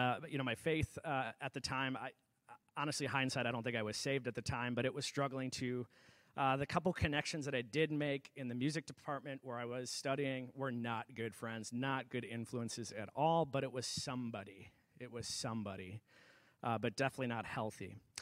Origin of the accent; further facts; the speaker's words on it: Edgar, United States; But yeah, I was raised in Edgar, close family, went to church every Sunday.